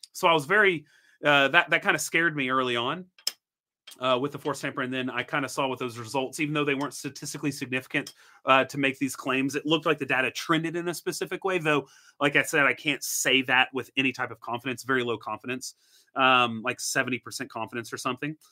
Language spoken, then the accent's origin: English; Tennessee, United States; Grew up in Tennessee. I'm a Tennessee boy.